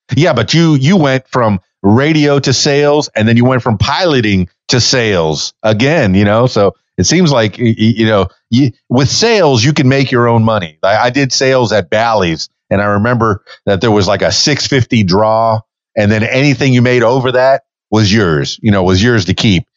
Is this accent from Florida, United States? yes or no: yes; Miami, Florida, United States; I'm from Miami